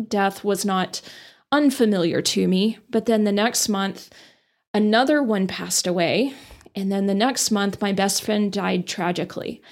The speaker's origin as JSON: {"language": "English", "town": "Amarillo", "region": "Texas", "country": "United States", "tie": "born or raised there", "also_born_or_lived": "Dallas", "said": "I grew up in Amarillo"}